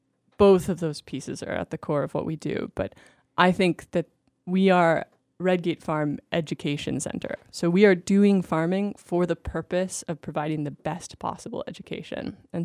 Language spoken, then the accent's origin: English; Alaska, United States; moved away as an adult; now in Massachusetts, United States; I grew up in Alaska